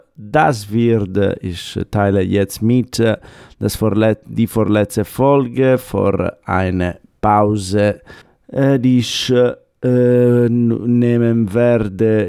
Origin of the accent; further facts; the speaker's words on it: Sardinia, Italy; German is a second language; moved away; Wir fliegen jetzt nach Sardinien, nach meinem Heimat.